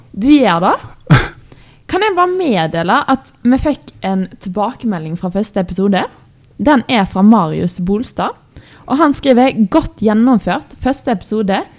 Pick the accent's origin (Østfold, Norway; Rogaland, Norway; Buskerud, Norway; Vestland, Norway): Østfold, Norway; accent: Østfold dialect, thick L